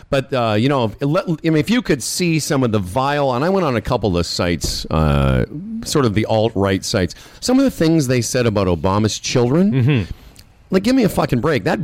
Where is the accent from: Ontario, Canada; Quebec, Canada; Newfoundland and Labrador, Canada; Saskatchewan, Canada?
Saskatchewan, Canada; Moose Jaw; and I'm up there doing my little Jewish. Anyway, I'm from Moose Jaw.